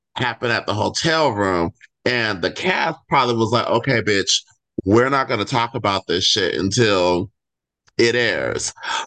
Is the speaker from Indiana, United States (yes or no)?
no; Inland Empire, California, United States; also born or lived in Sacramento, California; I was born in Sacramento, but I was raised in the Inland Empire